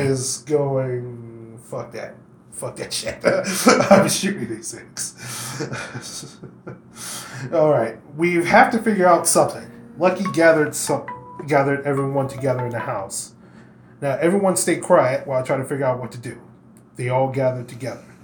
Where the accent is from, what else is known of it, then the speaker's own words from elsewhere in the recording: Kentucky, United States; Why? Because I'm from Kentucky.